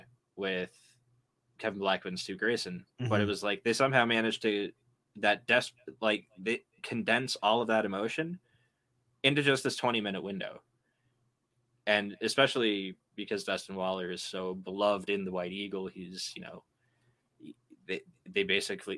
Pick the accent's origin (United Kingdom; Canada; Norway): Canada; accent: Canadian; my Canadian accent